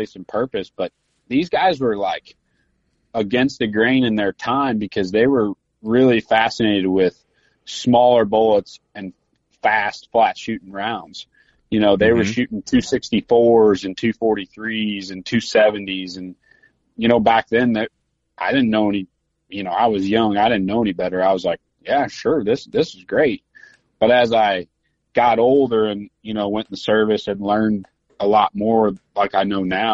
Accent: Southern Illinois, United States; I grew up in Southern Illinois, but I was only 45 minutes from the Mississippi River

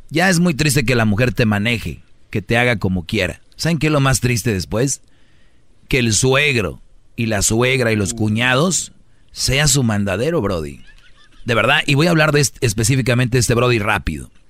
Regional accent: Puerto Rico; soy el puertorriqueño, aquí de repente

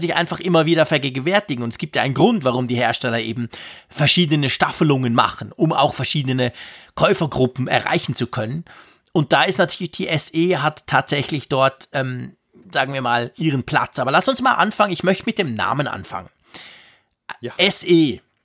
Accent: Switzerland; ich als Schweizer in den Bergen

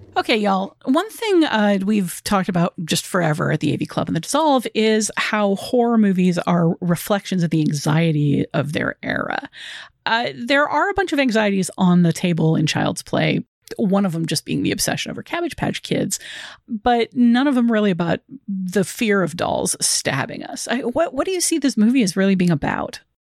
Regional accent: Chicago, Illinois, United States; as a Chicagoan

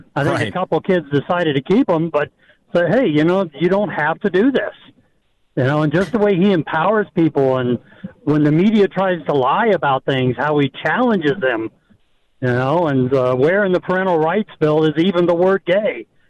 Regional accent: Midwest, United States; also born or lived in Florida; now in Missouri, United States; I had the opportunity to move back home. I'm from the Midwest, and I did it. And I'm in a nice area. I'm not in one of the big cities, smaller rural country area

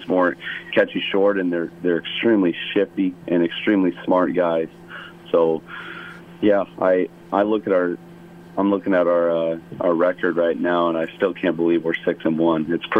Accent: Chicago, Illinois, United States; now in Hawaii, United States; growing up in Chicago, I personally don't really understand it a whole lot. But I'm starting to see it now living out here.

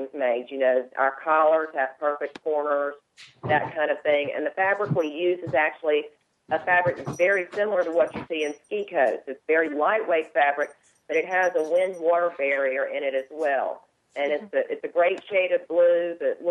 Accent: Rocky Mount, Virginia, United States; my hometown in Rocky Mount, Virginia

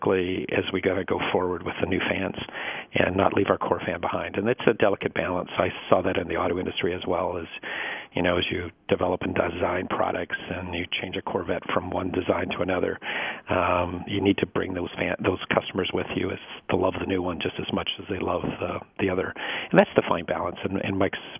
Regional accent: Canada; moved away; also born or lived in Detroit, Michigan / New York; I come from Canada originally.

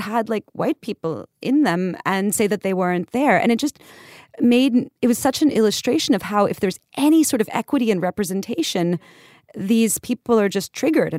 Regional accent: New York, United States; I'm from New York and I'm from Far Rockaway originally. And my family's lived here for like over 100 years on my mom's side and my dad's side since, you know, his dad immigrated, you know, to get a factory job in the 50s.

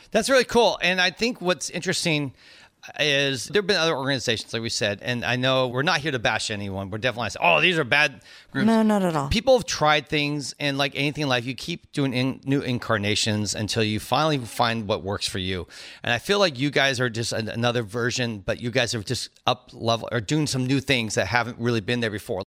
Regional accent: Cupertino, California, United States; I, was there in the band exchange, our marching band and from Cupertino

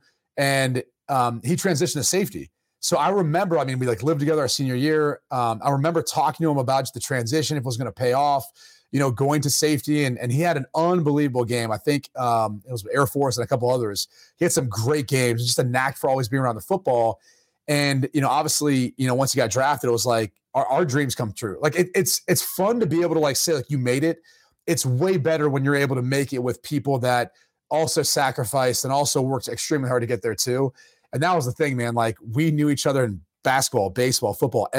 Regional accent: Ohio, United States; my hometown

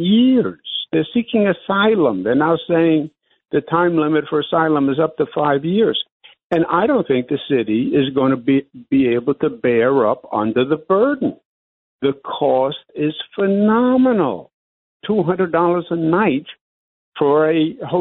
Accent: New York City, New York, United States; as a New Yorker

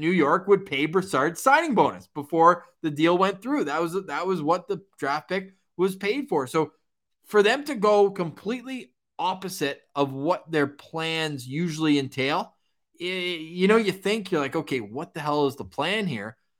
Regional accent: Ottawa, Ontario, Canada; moved away as an adult; I'm born and raised in Ottawa, but I've been living out, uh, out of town for the last few years

